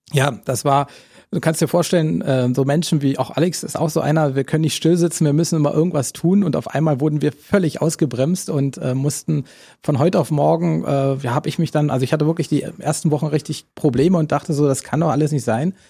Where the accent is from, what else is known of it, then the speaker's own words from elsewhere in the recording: Cottbus, Brandenburg, Germany; Natürlich ist Cottbus meine Heimatstadt